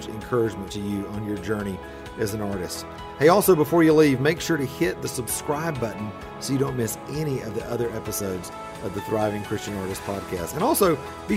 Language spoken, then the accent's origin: English; the South, United States; as a Southerner